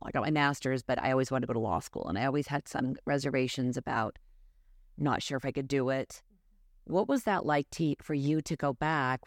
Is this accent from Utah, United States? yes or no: yes; North Salt Lake, Utah, United States; I grew up in North Salt Lake